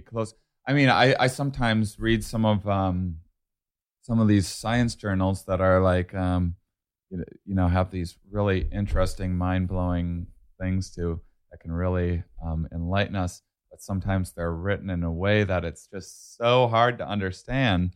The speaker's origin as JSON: {"language": "English", "town": "La Crosse", "region": "Wisconsin", "country": "United States", "moved": "yes", "said": "I'm from a small town in the Cross, Wisconsin"}